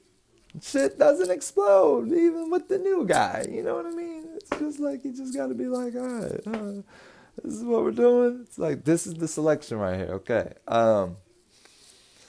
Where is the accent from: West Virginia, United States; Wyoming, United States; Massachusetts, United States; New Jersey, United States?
New Jersey, United States; also born or lived in Lakewood, New Jersey / Willingboro, New Jersey / Edgewater Park, New Jersey; I was born here in Lakewood, New Jersey, if you missed that. Born in Lakewood. Shout out Lakewood. Up north, let's get it. Then moved to Willingboro